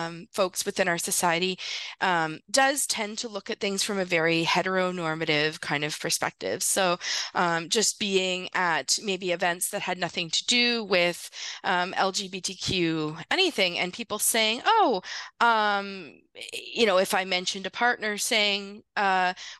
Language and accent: English; Northern Ontario, Canada; I grew up in Northern Ontario, so fairly small communities